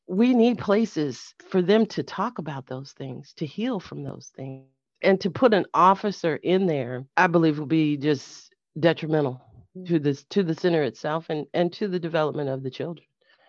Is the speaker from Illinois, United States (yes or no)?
yes; Carbondale, Illinois, United States; I'm born and raised in Carbondale.